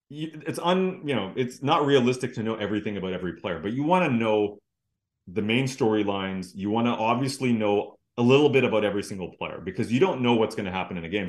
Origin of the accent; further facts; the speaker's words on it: Vancouver, British Columbia, Canada; I grew up here in Vancouver